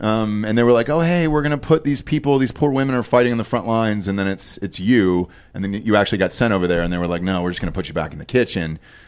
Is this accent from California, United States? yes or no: no; Georgia, United States; I'm from Georgia